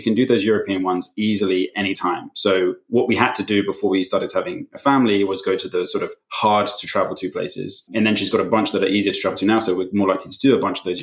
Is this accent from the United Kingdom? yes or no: yes; London, United Kingdom; also born or lived in West Coast, United States / Amsterdam, Netherlands; I grew up in London, currently live here too, but in between, have spent a bit of time living on the West Coast of the US and a couple of years living in Amsterdam as well.